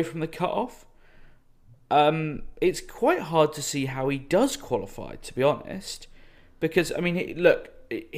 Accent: Yorkshire and the Humber, United Kingdom; I was actually born there and grew up in the county, no less

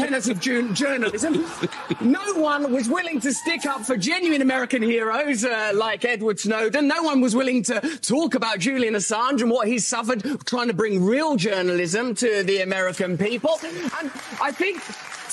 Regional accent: England, United Kingdom; I'm English

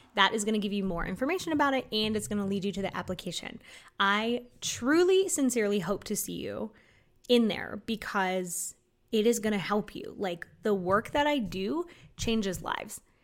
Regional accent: Florida, United States; I was from Florida

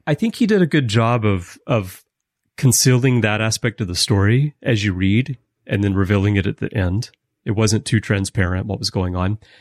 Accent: United States; we're American

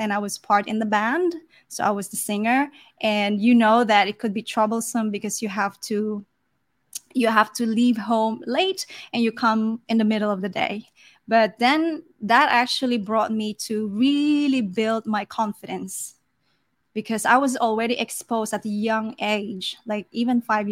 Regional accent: Philippines; also born or lived in South Africa; I was born in South Africa, and I was the only one who's born outside the Philippines

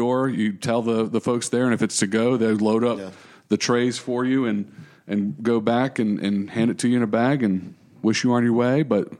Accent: United States; Because I'm American, right. And that's what you do, right?

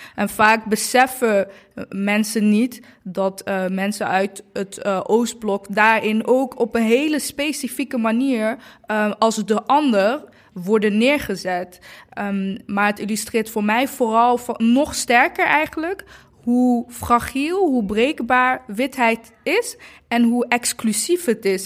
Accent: Eindhoven, North Brabant, Netherlands; Ik ben acht jaar in Eindhoven opgegroeid

